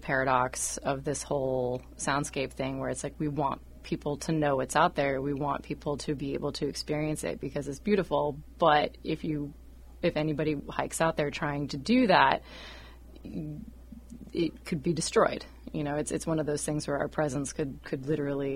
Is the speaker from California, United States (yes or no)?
no; Western Washington, United States; now in Oregon, United States; I grew up in Western Washington, and then I was working in D.C. for a while and came back here.